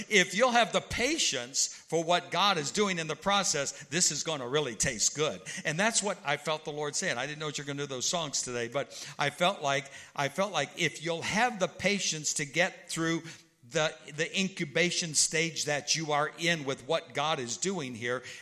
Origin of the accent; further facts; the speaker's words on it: Illinois, United States; because I'm from Central Illinois and St. Louis and all that.